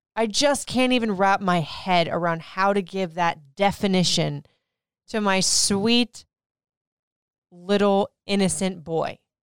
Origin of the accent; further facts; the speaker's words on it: Puerto Rico; I am Puerto Rican